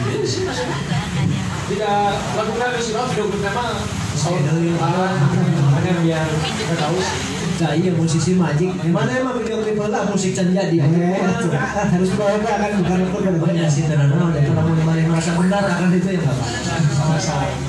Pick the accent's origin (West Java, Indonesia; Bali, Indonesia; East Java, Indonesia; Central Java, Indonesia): West Java, Indonesia; Tasikmalaya; now in Bandung, Indonesia; habis itu kan saya pindah ke dari Tasik Tasik juga sama kondisinya kayak itu sendu gitu kan sepoi-sepoi nah, gitu. terus tiba-tiba pindah ke Bandung